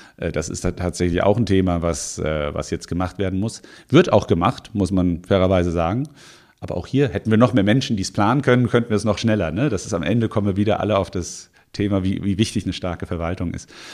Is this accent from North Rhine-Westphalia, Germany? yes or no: no; Offenbach district, Frankfurt area, Hesse, Germany; now in Mainz, Germany; ich bin im, äh, im Raum ähm, Frankfurt aufgewachsen, im Kreis Offenbach fairerweise